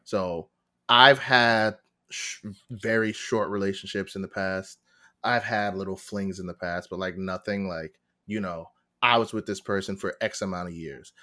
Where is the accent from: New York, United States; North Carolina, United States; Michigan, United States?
New York, United States; Long Island; born and raised in Long Island in New York